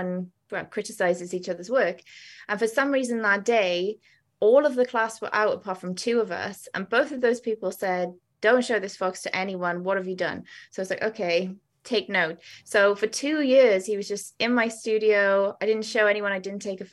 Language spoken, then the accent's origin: English; Wales, United Kingdom; moved away; when I was a kid, I used to go to Cardiff Museum because I'm Welsh originally.